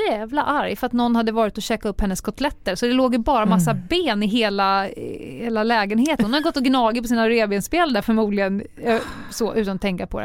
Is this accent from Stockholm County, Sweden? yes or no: yes; Stockholm, Stockholm County, Sweden